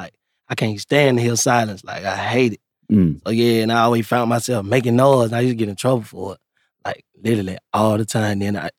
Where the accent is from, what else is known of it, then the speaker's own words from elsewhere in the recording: Meridian, Mississippi, United States; Yeah, I'm from Meridian, Mississippi. Mm. Yeah, out there in the country, man.